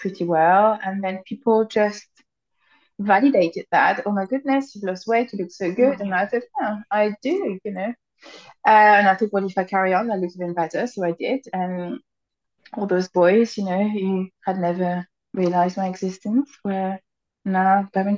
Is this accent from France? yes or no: yes; France; now in United Kingdom; I'm French. So I grew up in France.